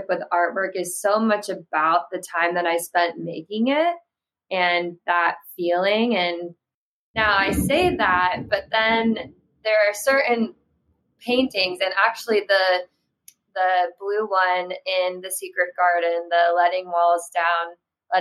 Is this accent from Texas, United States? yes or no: no; Florida, United States; I grew up in Florida